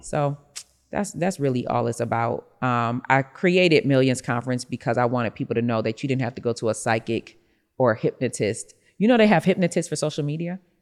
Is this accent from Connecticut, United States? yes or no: no; Rochester, New York, United States; I'm from Rochester, New York, so I had a snow shoveling business